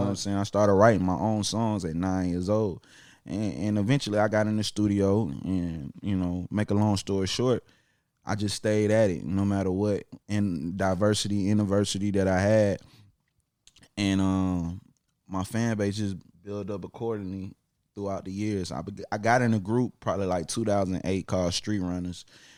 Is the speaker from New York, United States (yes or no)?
no; Atlanta, Georgia, United States; also born or lived in South Carolina; I was born in Atlanta, you know, 1990. I'm a 90s baby. Georgia Baptist Hospital. Went to South Carolina for a few years. Came back to Atlanta right after doing Apollo at 7 years old.